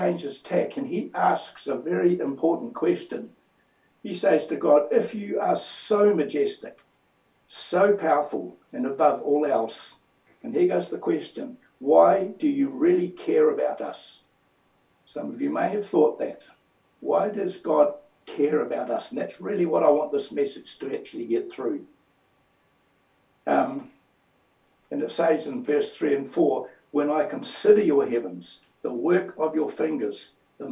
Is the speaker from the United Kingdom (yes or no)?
no; New Zealand; I am a New Zealander